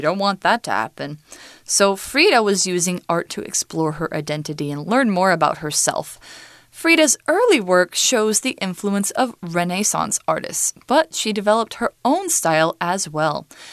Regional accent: United States; I am American

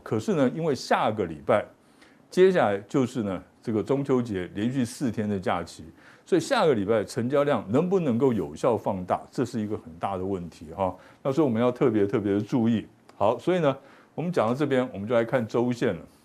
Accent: Taiwan; 我们台湾人的好处是什么？大家呢都很有这个自觉性。

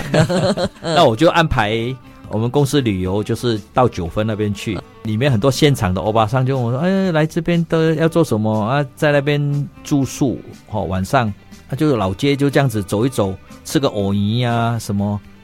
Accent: Malaysia; moved away; 我是来自马来西亚的

